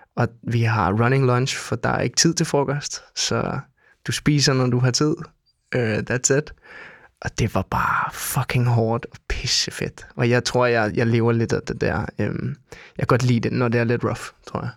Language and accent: Danish; Denmark; jeg er dansker